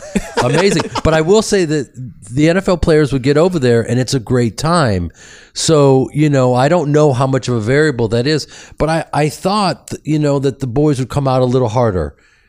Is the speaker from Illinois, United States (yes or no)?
yes; Chicago, Illinois, United States; I'm from Chicago, so I'm a huge Bears fan.